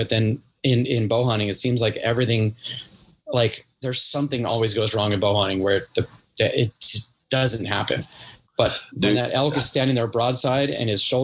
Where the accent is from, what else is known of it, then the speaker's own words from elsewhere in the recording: Hawaii, United States; I'm from Hawaii